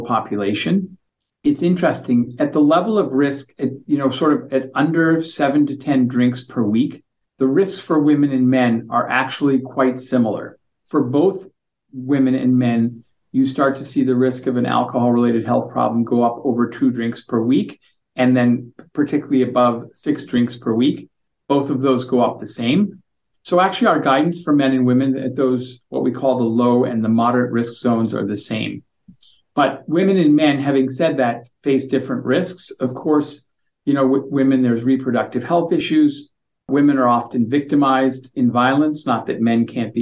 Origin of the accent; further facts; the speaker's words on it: United States; moved away as an adult; now in Victoria, Canada; I'm an American and I only showed up in Canada 3 years ago.